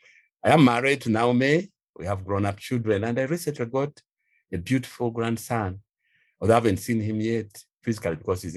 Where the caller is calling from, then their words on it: Kampala, Central Region, Uganda; I'm speaking from Kampala, Uganda.